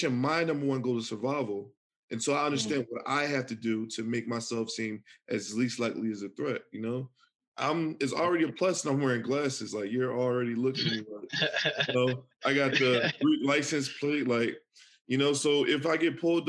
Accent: Philadelphia, Pennsylvania, United States; I'm from Philly. Like, it's real. Like, I'm from the hood

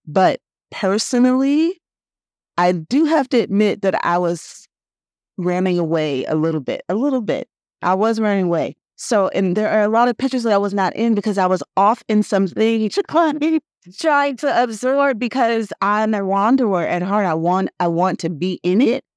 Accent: Oakland, California, United States; moved away as an adult; also born or lived in New York; I am from the Bay Area. I'm born and raised in Oakland

